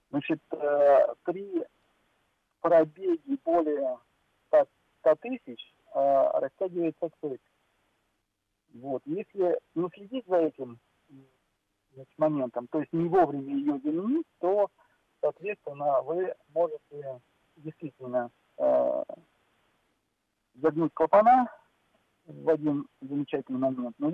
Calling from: Saint Petersburg, Russia; Э, я из Санкт-Петербурга.

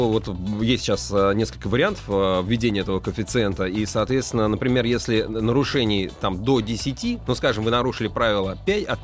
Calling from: Voronezh, Voronezh Oblast, Russia; Ну, не, я как бы из Воронежа {S1} звоню, часто слушаю.

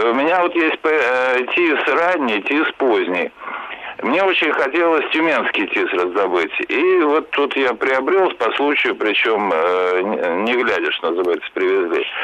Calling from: Moscow, Russia; Я Москва, Москва, да.

